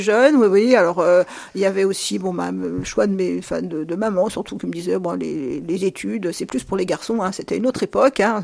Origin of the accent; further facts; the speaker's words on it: Luzy, Bourgogne-Franche-Comté, France; je suis née dans la Nièvre, à Luzy en 1958